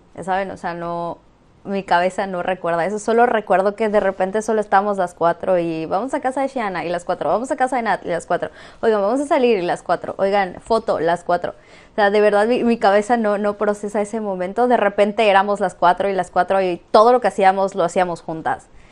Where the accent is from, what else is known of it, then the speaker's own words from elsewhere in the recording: Campeche, Mexico; now in Mérida, Mexico; Y soy de Campeche, pero actualmente estoy viviendo en Mérida